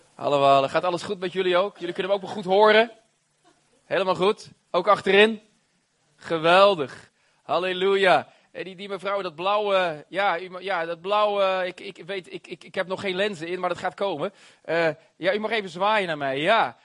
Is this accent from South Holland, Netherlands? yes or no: yes; Rotterdam, South Holland, Netherlands; Ik ben een Rotterdammer.